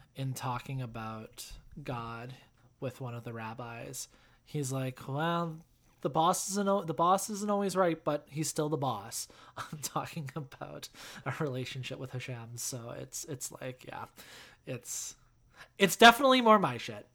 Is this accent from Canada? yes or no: yes; Canada; being Canadian